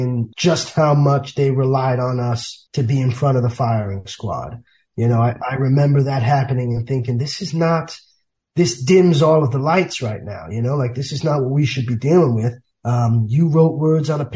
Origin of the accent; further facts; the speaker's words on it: New York City, New York, United States; grew up in the South Bronx